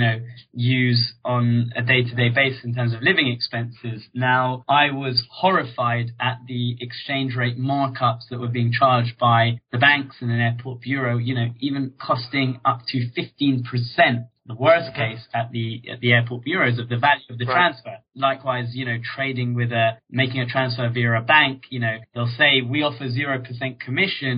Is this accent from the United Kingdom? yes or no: yes; London, United Kingdom; I grew up in Northwest London in a place called Hendon